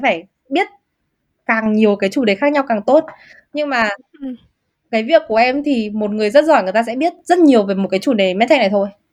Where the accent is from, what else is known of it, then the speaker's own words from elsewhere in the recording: Vietnam; moved away; mình là người da màu hay là mình là người Việt Nam người châu Á